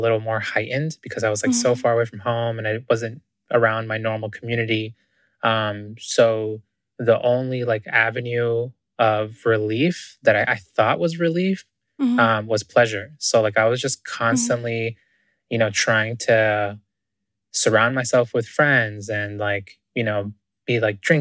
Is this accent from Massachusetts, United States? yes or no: yes; Boston, Massachusetts, United States; also born or lived in Ecuador / Wesleyan University, Connecticut; I was originally born in Ecuador, in South America. And I came to the US when I was 4, but I grew up in Boston